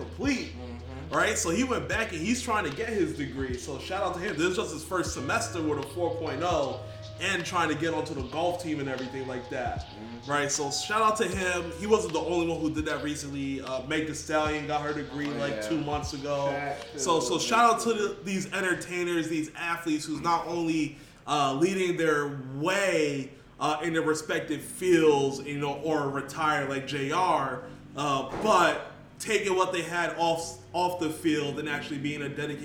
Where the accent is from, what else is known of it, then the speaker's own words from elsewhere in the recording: New York, United States; as a New Yorker, as a Giants fan